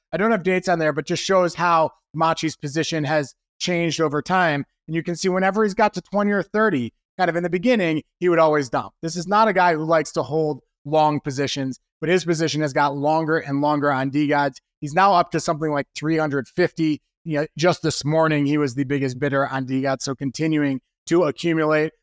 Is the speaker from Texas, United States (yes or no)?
no; Wisconsin, United States; I'm from Wisconsin.